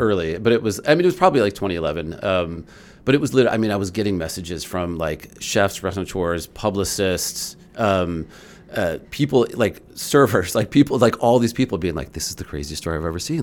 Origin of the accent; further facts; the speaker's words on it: Highland Park, Illinois, United States; I grew up in Highland Park